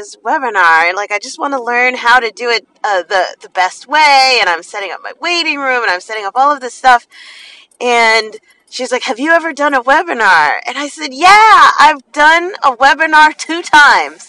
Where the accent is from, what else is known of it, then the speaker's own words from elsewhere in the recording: New Jersey, United States; I'm from New Jersey